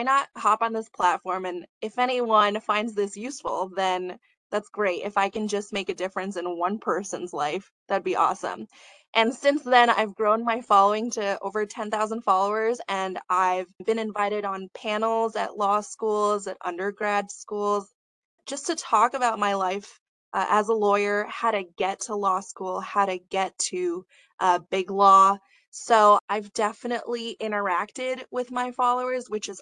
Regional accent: United States; I definitely struggled with my identity and my culture growing up in America

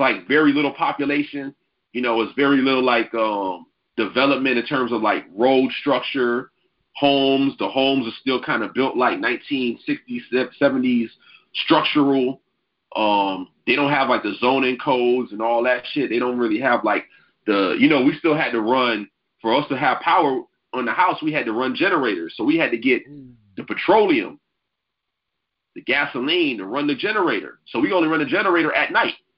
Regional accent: Miami Gardens, Florida, United States; born or raised there; also born or lived in Manhasset, New York / Yonkers, New York / Long Island, New York

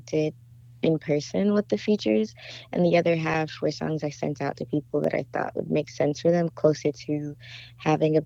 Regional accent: Inglewood, California, United States; I'm from Inglewood, California, and I am a singer

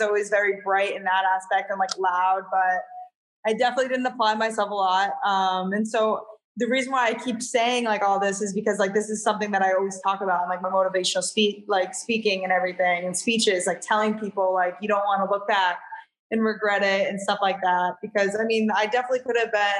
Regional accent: Londonderry, New Hampshire, United States; I grew up in Londonderry, New Hampshire

